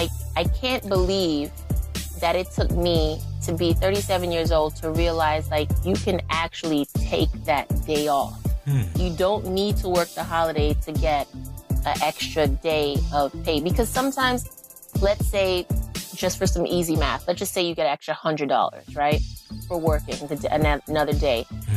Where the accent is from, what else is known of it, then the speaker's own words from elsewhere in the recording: New York, United States; Because I'm from the East Coast. So I don't really pay attention.